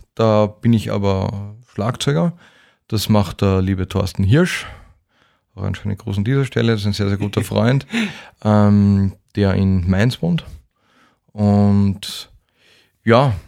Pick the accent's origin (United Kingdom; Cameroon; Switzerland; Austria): Austria; Vienna; als Wiener in Wien